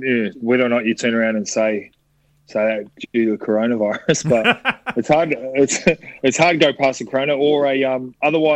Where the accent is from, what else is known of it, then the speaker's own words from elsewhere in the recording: New Zealand; I grew up back home in New Zealand